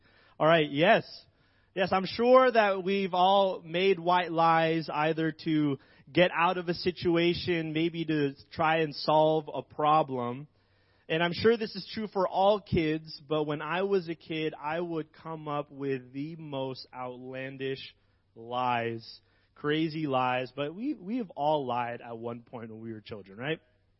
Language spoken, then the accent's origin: English; Philippines; moved away; I'm an immigrant from the Philippines.